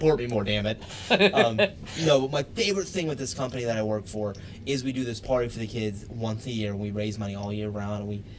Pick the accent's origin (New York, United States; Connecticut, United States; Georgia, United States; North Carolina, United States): Georgia, United States; now in Uniontown, United States; Atlanta, it's my hometown. Not my hometown, but my home state